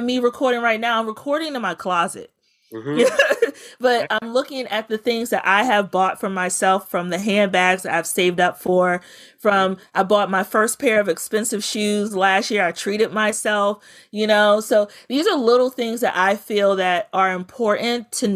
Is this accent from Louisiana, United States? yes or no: no; Bladensburg, Maryland, United States; I grew up in Prince George's County in Bladensburg